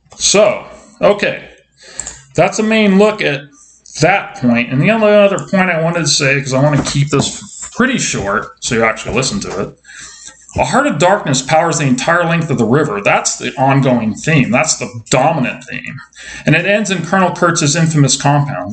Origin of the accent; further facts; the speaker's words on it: San Diego, California, United States; I'm from San Diego